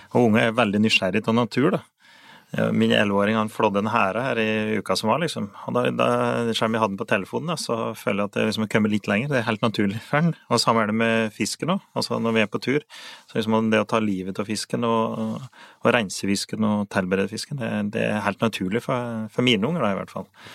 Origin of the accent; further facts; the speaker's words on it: Finnskogen, Innlandet, Norway; så har vi på Finnskogen så har vi noe som vi kaller motti